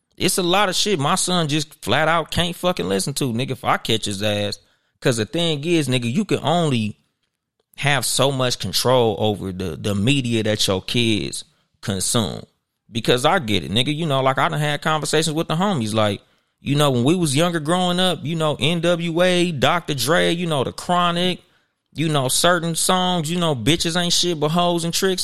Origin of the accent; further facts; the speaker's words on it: Compton, California, United States; I'm from Compton.